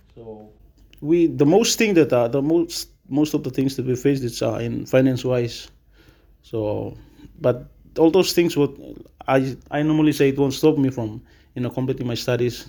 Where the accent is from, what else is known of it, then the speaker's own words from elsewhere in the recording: Mount Hagen, Western Highlands, Papua New Guinea; also born or lived in Simbu; I was born in Western Highlands, raised as a Western Highlander.